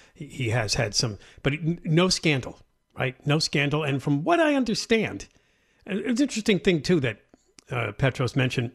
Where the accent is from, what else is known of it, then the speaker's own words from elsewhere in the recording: East Coast, United States; moved away as an adult; I grew up on the East Coast